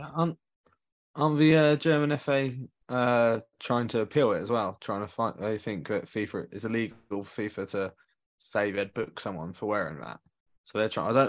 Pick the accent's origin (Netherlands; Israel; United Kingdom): United Kingdom; England; as an Englishman